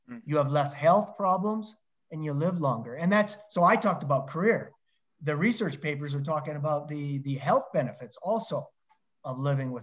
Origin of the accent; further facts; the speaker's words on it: Lethbridge, Alberta, Canada; moved away; I applied for a university job to teach back in my hometown of Lethbridge, Alberta, Canada.